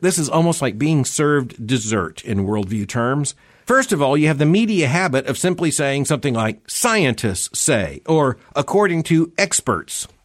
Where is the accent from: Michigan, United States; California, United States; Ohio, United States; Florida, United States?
Florida, United States; I grew up in Florida.